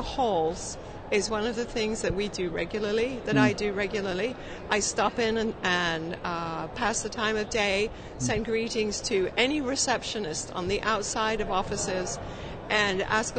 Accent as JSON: {"language": "English", "region": "England", "country": "United Kingdom", "tie": "born or raised there", "moved": "yes", "lives_now": "United States", "said": "born and raised in England."}